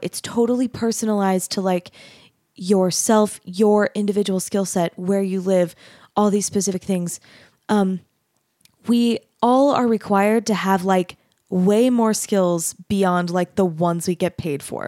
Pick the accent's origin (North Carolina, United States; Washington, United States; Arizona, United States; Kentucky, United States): Arizona, United States; I grew up in Arizona